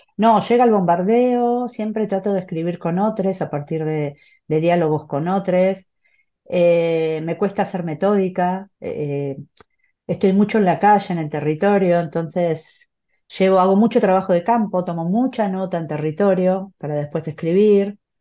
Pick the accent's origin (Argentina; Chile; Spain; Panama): Argentina; aquí en mi país